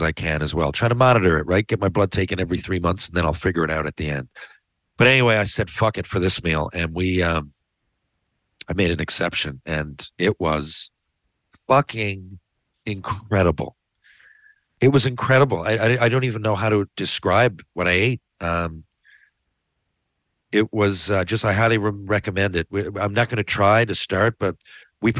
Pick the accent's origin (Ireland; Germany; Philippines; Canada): Canada; Newfoundland and Labrador; as a Newfoundlander